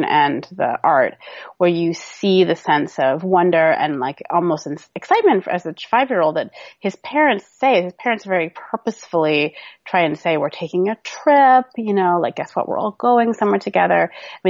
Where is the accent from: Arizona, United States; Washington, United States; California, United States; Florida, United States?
Washington, United States; Seattle; I grew up in Seattle, Washington